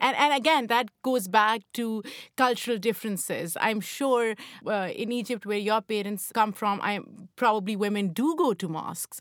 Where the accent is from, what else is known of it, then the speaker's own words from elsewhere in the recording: Pakistan; now in United States; growing up in Pakistan, I never went to a mosque